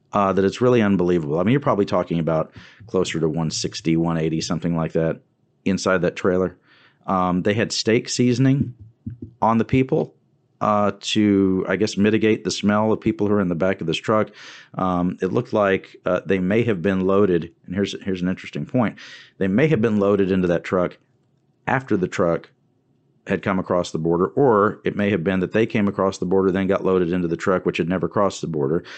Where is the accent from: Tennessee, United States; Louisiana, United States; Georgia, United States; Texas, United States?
Texas, United States; Wharton County; I'm from that part of the state. I'm from Wharton County